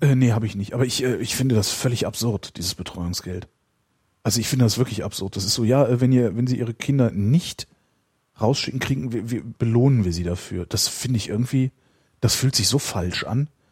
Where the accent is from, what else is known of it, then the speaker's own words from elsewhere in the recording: Cologne, North Rhine-Westphalia, Germany; ich bin ja nur geboren in Köln und äh, dann relativ zügig aus der Kölner Südstadt verschleppt worden äh, in, in, in einen Vorort